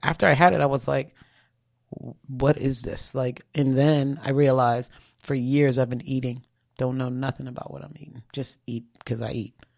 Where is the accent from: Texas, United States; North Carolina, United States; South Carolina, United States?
South Carolina, United States; Charleston; born or raised there